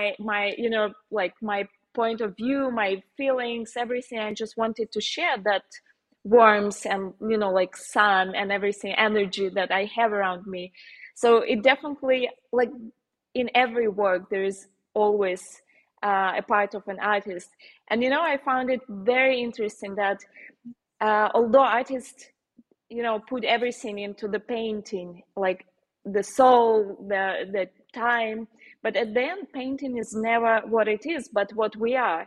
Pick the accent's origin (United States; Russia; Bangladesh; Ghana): Russia; Moscow; accent: Slavic; English is a second language; moved away as an adult; also born or lived in Ukraine; now in Germany; when I was like around 8, I moved to Russia, to Moscow, where my mom was living. And then we like I went to university there